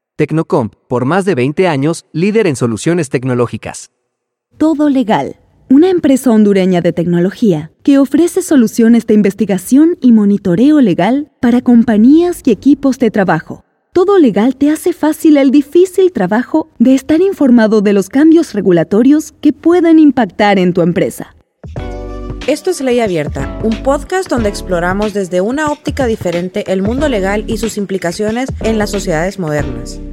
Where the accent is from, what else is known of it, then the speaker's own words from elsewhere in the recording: Peru; soy peruana, estudié Derecho en la Pontificia Universidad Católica del Perú